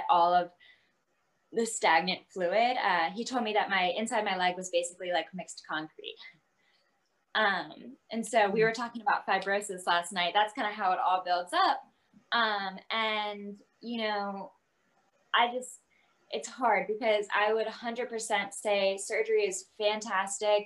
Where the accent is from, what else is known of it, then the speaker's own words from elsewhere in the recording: Virginia, United States; moved away as an adult; now in Texas, United States; I'm from Virginia